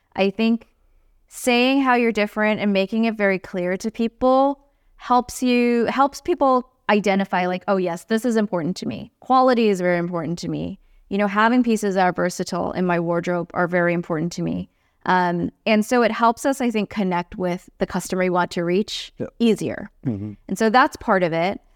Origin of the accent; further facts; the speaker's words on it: Singapore; moved away as an adult; now in United States; I grew up in Singapore